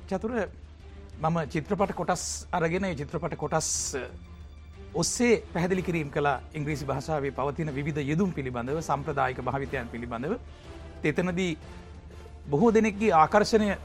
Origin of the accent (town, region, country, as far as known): Battaramulla, Western Province, Sri Lanka; born or raised there; moved away as an adult; now in Kolonnawa, Sri Lanka